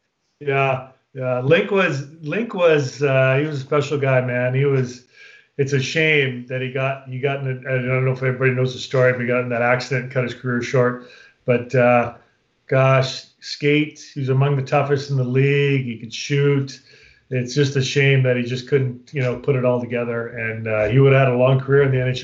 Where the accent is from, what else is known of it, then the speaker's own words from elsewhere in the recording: Sault Ste. Marie, Ontario, Canada; moved away as an adult; also born or lived in San Jose, California; I was a kid from Sault Ste. Marie, Ontario, small town in northern Ontario